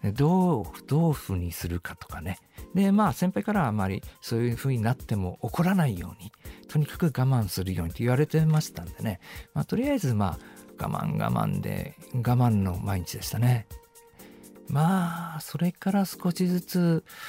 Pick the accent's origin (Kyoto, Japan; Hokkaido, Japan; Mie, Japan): Hokkaido, Japan; Hakodate; moved away as an adult; also born or lived in Tokyo; 私高校2年の時、まあ、あの北海道の函館にいたんですけども